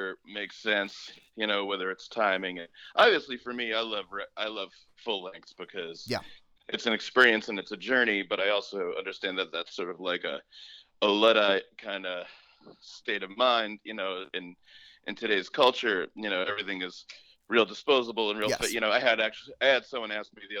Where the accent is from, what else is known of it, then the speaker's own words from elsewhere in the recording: Newburgh, New York, United States; now in Austin, United States; I grew up about 40 minutes north of the city, 45 minutes north of the city, in a town called Newburgh, New York